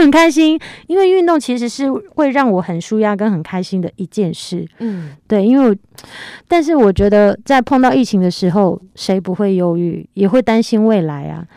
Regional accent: Taiwan; 我是原住民，在部落长大

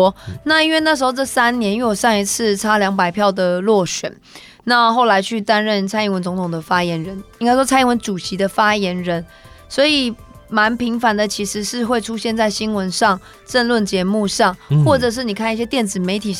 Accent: Taipei, Taiwan; 像我自己在大同区长大

